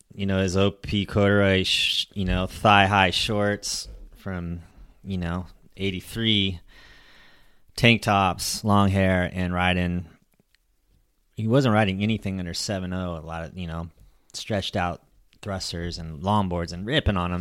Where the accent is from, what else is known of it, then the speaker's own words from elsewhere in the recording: Long Beach, California, United States; now in San Diego, United States; I grew up outside of Long Beach